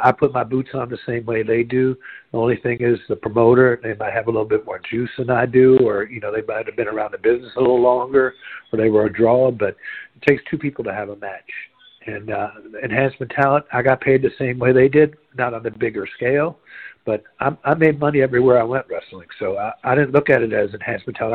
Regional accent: Jacksonville, Florida, United States; growing up in Jacksonville

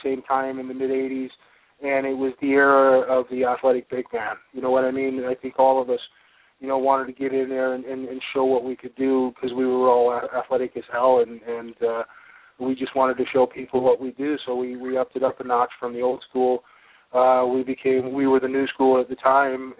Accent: Hartington, Nebraska, United States; moved away; my hometown of Hardington, Nebraska

